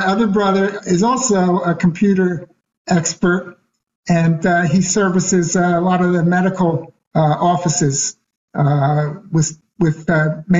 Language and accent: English; Philadelphia, Pennsylvania, United States; I'm Philadelphia born and raised.